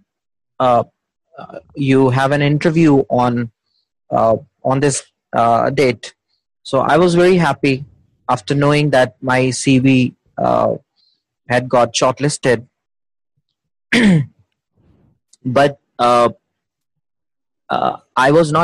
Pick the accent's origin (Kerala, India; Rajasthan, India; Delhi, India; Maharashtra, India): Delhi, India; I'm from Delhi, India.